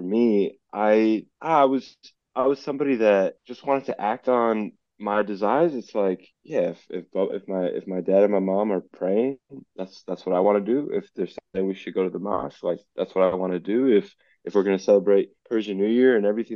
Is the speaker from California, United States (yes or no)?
yes; Los Angeles, California, United States; also born or lived in Isfahan, Iran